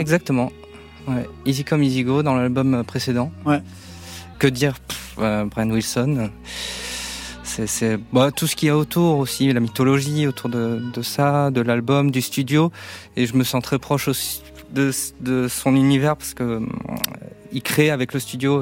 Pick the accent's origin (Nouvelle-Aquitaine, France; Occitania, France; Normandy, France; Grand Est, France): Nouvelle-Aquitaine, France; Mont-de-Marsan; je viens des, des Landes, de Mont-de-Marsan